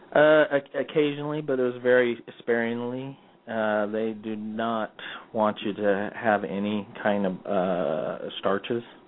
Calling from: Orem, Utah, United States; I'm calling from uh, Orem, Utah

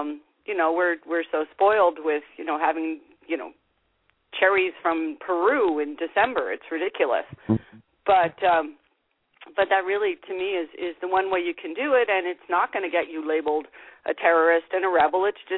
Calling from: Canada; This is … from Canada.

